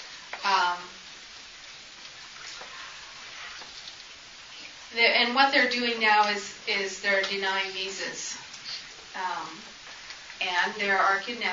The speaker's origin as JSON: {"language": "English", "town": "Phoenix", "region": "Arizona", "country": "United States", "moved": "yes", "said": "I'm from Phoenix."}